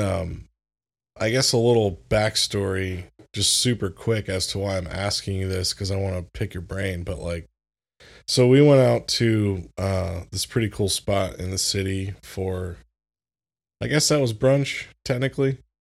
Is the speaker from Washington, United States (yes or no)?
no; Florida, United States; moved away; I grew up in Florida